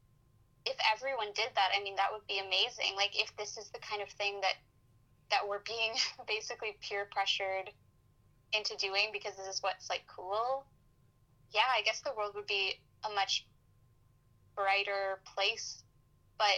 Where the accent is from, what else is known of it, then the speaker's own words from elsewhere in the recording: Vancouver, British Columbia, Canada; I'm from Vancouver